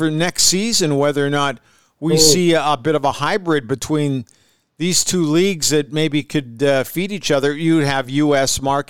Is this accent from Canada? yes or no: yes; Edmonton, Alberta, Canada; I grew up in the Woodward's Knothole Gang at Clark Stadium.